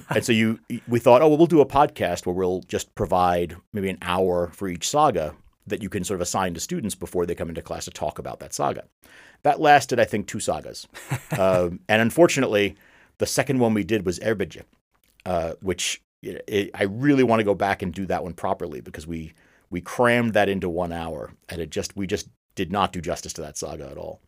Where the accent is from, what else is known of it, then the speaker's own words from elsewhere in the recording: United States; I'm an American